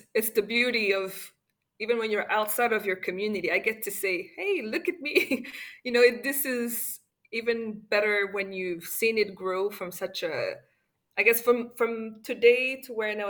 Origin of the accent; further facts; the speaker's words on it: Rwanda; as a Rwandan